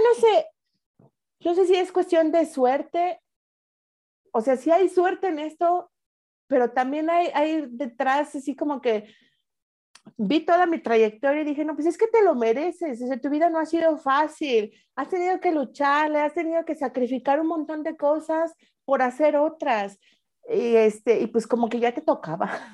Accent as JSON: {"language": "Spanish", "country": "Mexico", "moved": "as an adult", "lives_now": "Switzerland"}